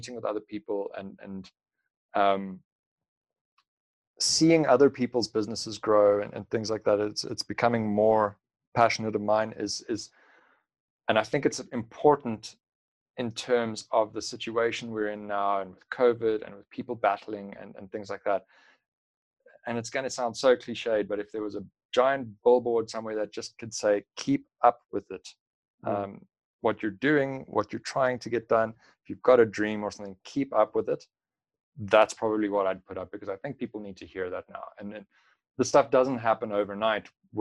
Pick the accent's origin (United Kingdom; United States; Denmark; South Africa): South Africa; a South African